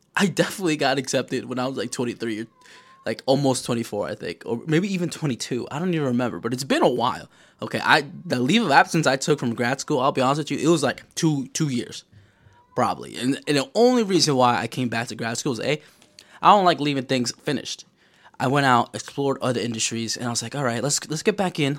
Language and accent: English; New York, United States; I'm from New York, baby. I'm from New York, okay? I live here.